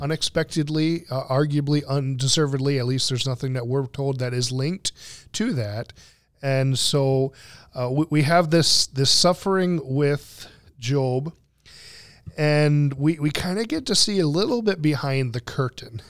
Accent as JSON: {"language": "English", "country": "United States", "said": "I'm speaking as an American"}